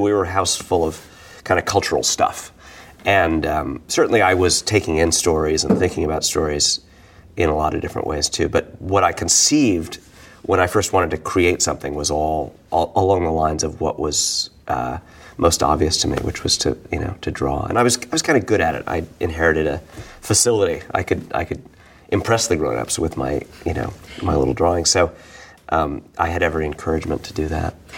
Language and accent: English; New York City, New York, United States; being a New Yorker, you know, being a Bohemian, uh, growing up, you know, well, not religiously Jewish, but in kind of the cultural Jewish